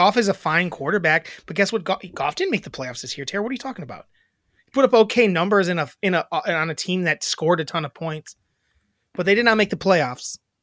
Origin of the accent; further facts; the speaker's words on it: Wisconsin, United States; I'm from Wisconsin